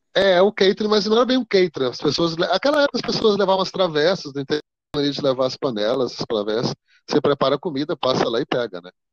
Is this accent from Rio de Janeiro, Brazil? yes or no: no; Rio Verde, Goiás, Brazil; also born or lived in Montividiu, Goiás / Goiânia / Boston, United States; eu nasci em Rio Verde, Goiás, mas morei na fazenda, uma fazenda no interior, de, bem fora de Rio Verde, né, próximo a Rio Verde, no município.